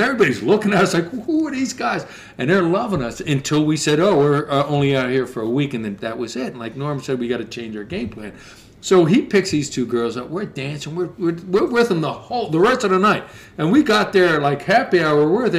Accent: Philadelphia, Pennsylvania, United States; as soon as we said we're from Philly, we're out for a week.

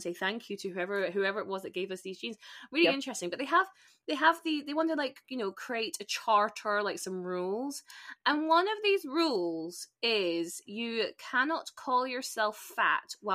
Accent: Spain; I grew up in Spain, and Zara was a really big thing in Spain

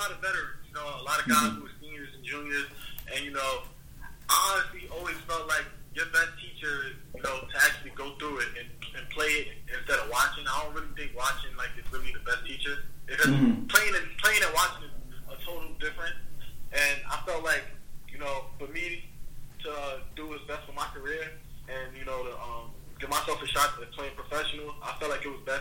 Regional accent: New York City, New York, United States; I grew up playing in Queens, New York.

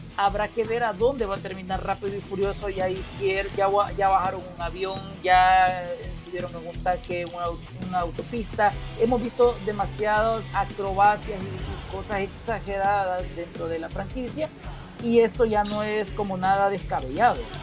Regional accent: El Salvador; hablemoslo como salvadoreños

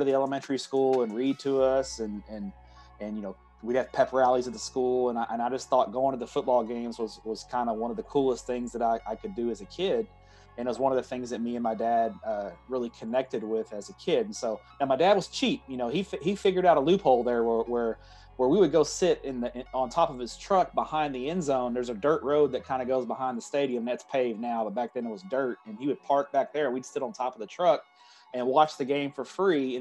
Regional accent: Everman, Texas, United States; I grew up in Everman, which is just south of Fort Worth

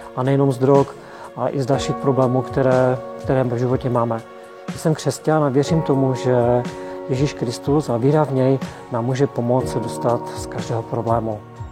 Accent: Český Těšín, Moravian-Silesian Region, Czechia; jsem z Českého Těšina

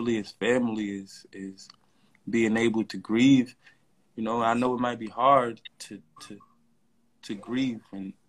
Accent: New York City, New York, United States; I'm from Brownsville

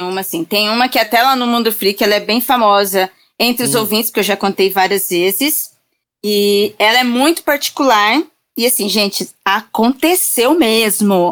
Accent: Registro, São Paulo, Brazil; now in São Paulo, Brazil; Eu sou eu sou do interior. Eu estou hoje em São Paulo, mas eu sou do interior. Eu sou da cidade de Registro

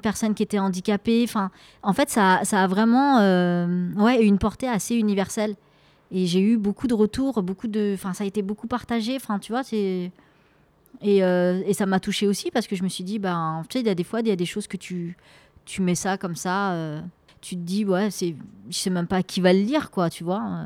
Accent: France; Et alors qu'on a grandi ici, on est né ici. Moi, je suis, je suis une enfant. Euh, une enfant de la République française

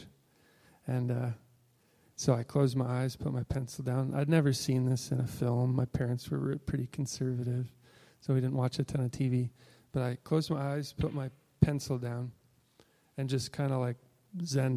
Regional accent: Illinois, United States; moved away; I'm originally from Illinois.

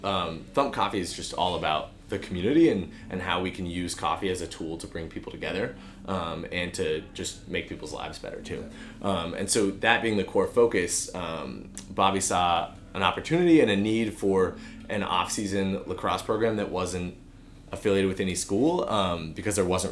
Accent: Portland, Oregon, United States; also born or lived in Nashville; now in Bend, United States; I grew up on the West Coast in Portland area

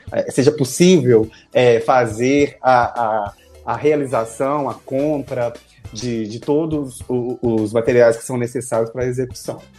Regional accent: Betim, Minas Gerais, Brazil; now in Belo Horizonte, Brazil; hoje eu moro em Belo Horizonte, né, num bairro Santa Teresa, acho que muitos conhecem, mas eu nasci, e sou da cidade de Betim, eu, que é uma cidade aqui, né, da região metropolitana

